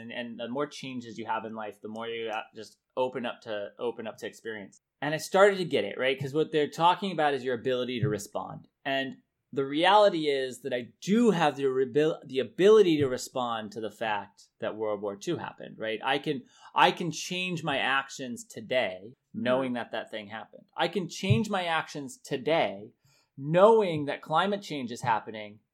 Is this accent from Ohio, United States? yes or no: no; Denver, Colorado, United States; We're Coloradoans. I was born in Denver.